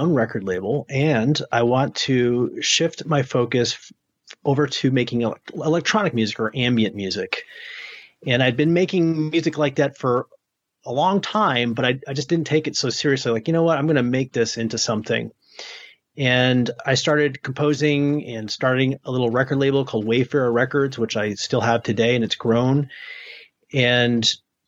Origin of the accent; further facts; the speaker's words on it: New England, United States; moved away; also born or lived in New Hampshire / Maine; I grew up in the Northeast in New England, in New Hampshire and Maine